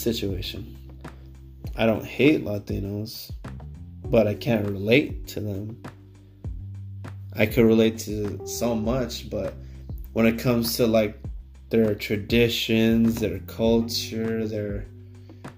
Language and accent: English; Downey, California, United States; I'm like, Downey, California